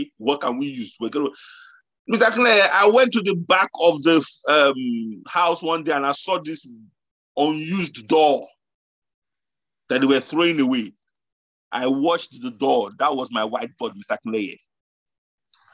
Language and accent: English; Nigeria; moved away; I grew up in Nigeria